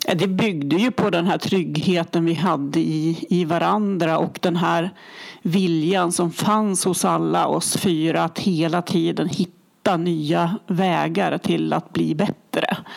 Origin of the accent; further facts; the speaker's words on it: Härnösand, Västernorrland County, Sweden; Jag är ju uppvuxen i Härnösand.